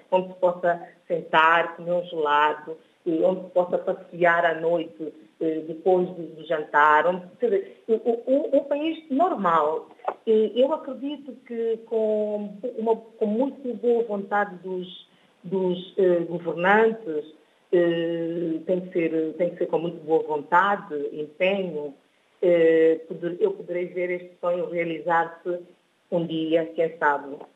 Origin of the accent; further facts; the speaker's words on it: São Tomé & Príncipe; moved away as an adult; also born or lived in Guinea-Bissau; now in Bissau, Guinea-Bissau; sou de São Tomé e Príncipe, sinto-me honrada por ser São Tomense.